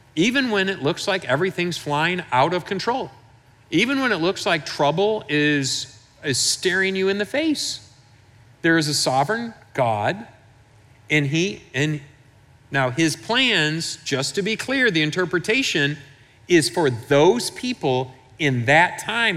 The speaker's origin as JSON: {"language": "English", "region": "Michigan", "country": "United States", "said": "I'm from Michigan"}